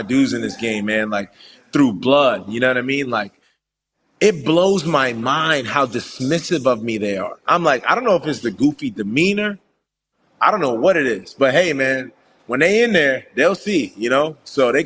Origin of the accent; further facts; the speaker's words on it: New York City, New York, United States; I'm from Brooklyn.